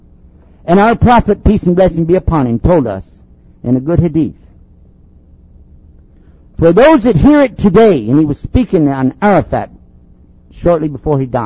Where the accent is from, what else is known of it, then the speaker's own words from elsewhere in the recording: Texas, United States; I'm from Texas